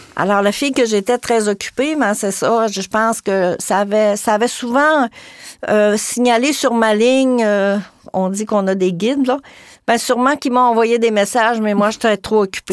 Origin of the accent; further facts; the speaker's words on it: Gaspésie, Quebec, Canada; par chez nous en Gaspésie